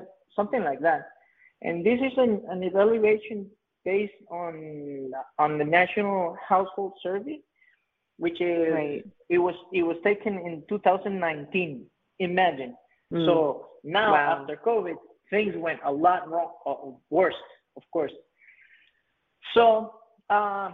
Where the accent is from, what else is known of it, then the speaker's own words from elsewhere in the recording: Playa Hermosa, Puntarenas, Costa Rica; growing up in Playa Hermosa was the best, of course, but then there's a lot of poverty in the Central Pacific of Costa Rica